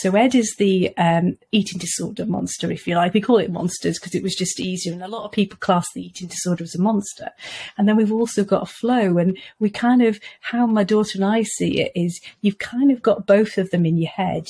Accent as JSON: {"language": "English", "region": "Wales", "country": "United Kingdom", "moved": "yes", "said": "I come from Wales originally."}